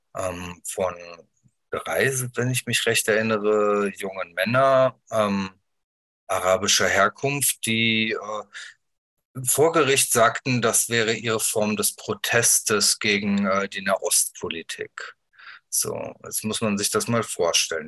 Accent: Wuppertal, North Rhine-Westphalia, Germany; Ich bin geboren in Deutschland, ich bin aufgewachsen hier

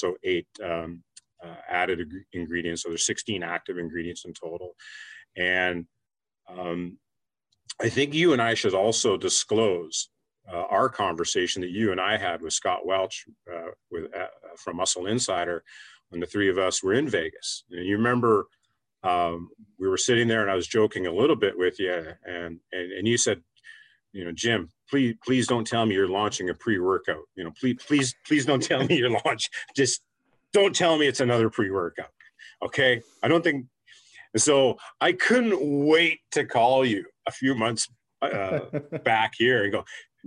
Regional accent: Canada; I come from Canada

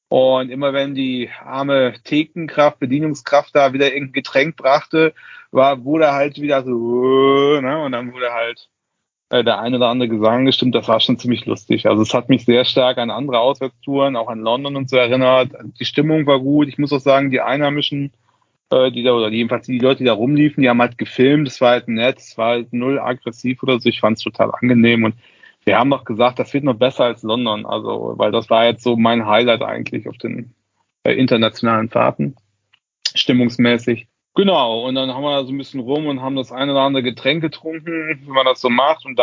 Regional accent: Cologne, North Rhine-Westphalia, Germany; man konnte das sehen als Kölner, hat man natürlich gemerkt, wir Kölner

